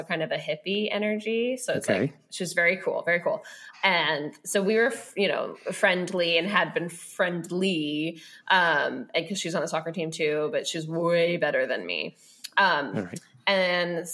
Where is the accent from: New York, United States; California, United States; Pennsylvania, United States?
California, United States; Sonoma; I had to transition to public high school. Which I was happy to do. Like I hated Catholic school. And plus it's also the only high school in Sonoma